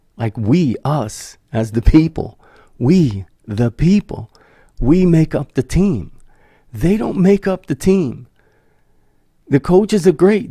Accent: United States

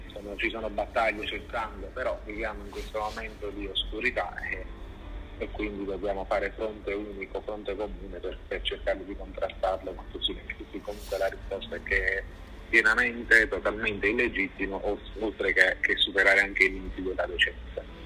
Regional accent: Naples, Campania, Italy; io sono napoletano

